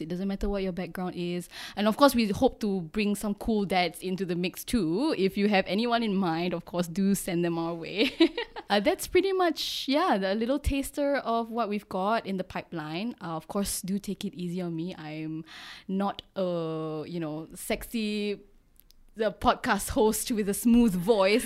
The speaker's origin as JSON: {"language": "English", "country": "Singapore", "tie": "born or raised there", "said": "I'm Singaporean, bred and born myself"}